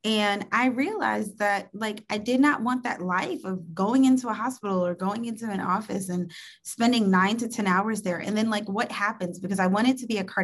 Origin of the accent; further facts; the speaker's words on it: New York City, New York, United States; also born or lived in Long Island, New York; I actually grew up in New York City. I was born in Brooklyn, New York, and raised in Queens and Long Island, New York, by a grandmother